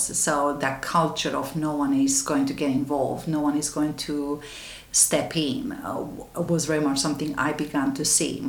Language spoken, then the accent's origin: English; Romania; now in London, United Kingdom; I was born in Romania in a small town in the west side of the country